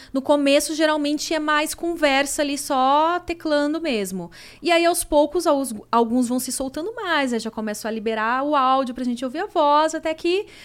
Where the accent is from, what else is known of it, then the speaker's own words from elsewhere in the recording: Porto Alegre, Rio Grande do Sul, Brazil; Eu sou de Porto ah, Alegre.